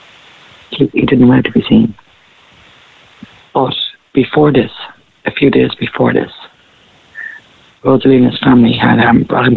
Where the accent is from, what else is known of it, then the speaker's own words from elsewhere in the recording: Ennis, Munster, Ireland; I'm originally from Ennis, okay. County Clare myself.